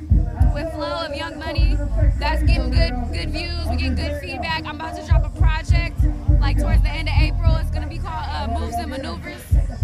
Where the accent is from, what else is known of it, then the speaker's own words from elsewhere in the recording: San Jose, California, United States; I'm from the east side originally, raised on the south side.